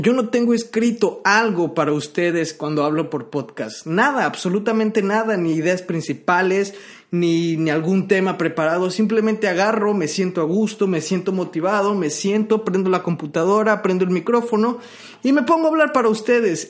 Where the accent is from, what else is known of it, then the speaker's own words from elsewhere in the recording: Mexico; yo que soy mexicano, hablo español